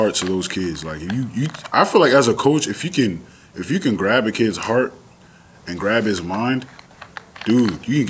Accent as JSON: {"language": "English", "town": "New York City", "region": "New York", "country": "United States", "tie": "born or raised there", "also_born_or_lived": "Connecticut", "accent": "New York", "said": "I'm from Far Rockaway. born and raised"}